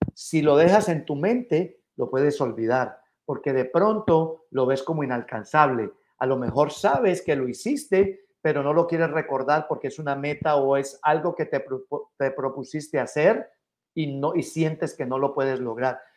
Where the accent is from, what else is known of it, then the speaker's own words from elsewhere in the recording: Mexico City, Mexico; now in United States; Como, como mexicanos y capitalinos